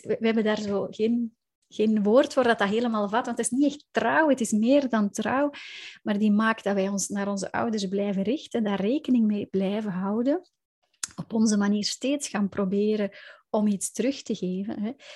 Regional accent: Belgium; ik kom inderdaad uit België

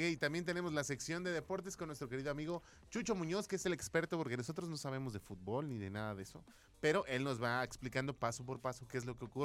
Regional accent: Mexico; Somos orgullosamente mexicanos.

